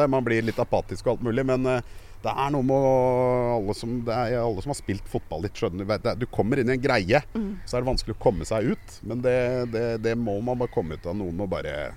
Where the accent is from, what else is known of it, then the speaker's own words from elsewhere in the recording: Oslo, Norway; also born or lived in Sagene, Oslo; Jeg er fra Kjelsås.